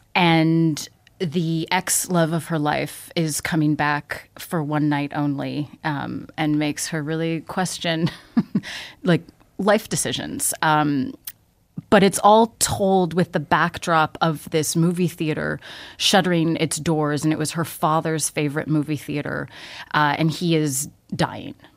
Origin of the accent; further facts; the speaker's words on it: Toronto, Ontario, Canada; I grew up in Toronto. Okay. I left for a while and and now I'm back